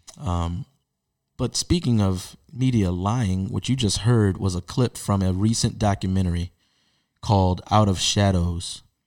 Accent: Baltimore, Maryland, United States; as a Baltimore-born Baltimore Ravens fan

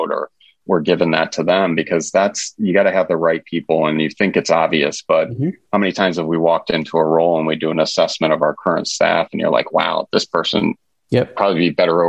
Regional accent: New York, United States; moved away; I'm from New York originally, probably a generation ago

